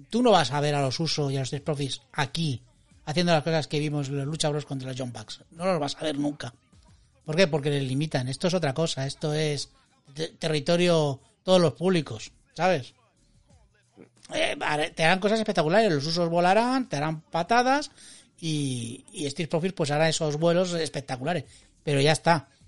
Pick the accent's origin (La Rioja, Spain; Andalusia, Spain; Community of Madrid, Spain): La Rioja, Spain; Logroño; Yo soy samoano de Logroño